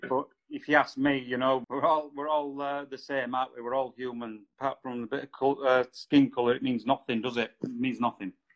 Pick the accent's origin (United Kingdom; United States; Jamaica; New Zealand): United Kingdom; Halifax, Yorkshire and the Humber; now in Brighouse, United Kingdom; I was originally from Halifax